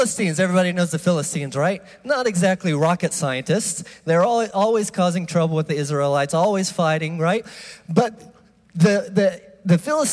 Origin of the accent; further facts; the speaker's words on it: United States; I am from the U.S.